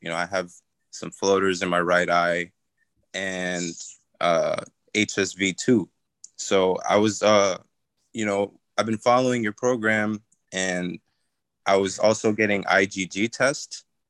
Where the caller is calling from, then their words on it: New York, United States; I'm good. I'm calling from New York.